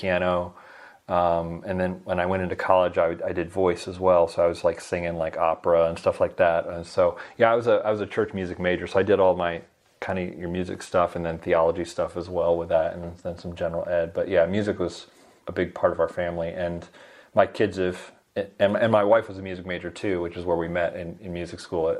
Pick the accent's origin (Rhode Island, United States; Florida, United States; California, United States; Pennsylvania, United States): Florida, United States; Tampa; moved away as an adult; also born or lived in Cincinnati, Ohio; I grew up in Florida and near Tampa, and got out of Florida as soon as I could at age 18